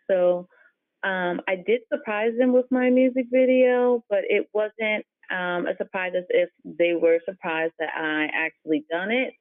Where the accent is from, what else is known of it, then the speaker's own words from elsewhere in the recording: Maryland, United States; also born or lived in Fairfax, Virginia; I was born in Fairfax, and then I grew up in Maryland.